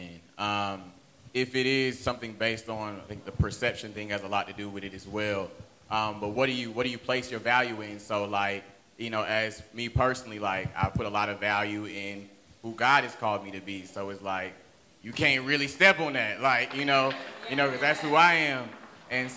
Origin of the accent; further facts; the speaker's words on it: Atlanta, Georgia, United States; I'm a spoken word artist from Atlanta.